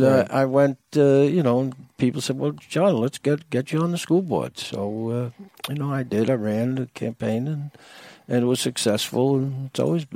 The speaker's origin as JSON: {"language": "English", "town": "Long Island", "region": "New York", "country": "United States", "moved": "as an adult", "said": "we came from Long Island in New York"}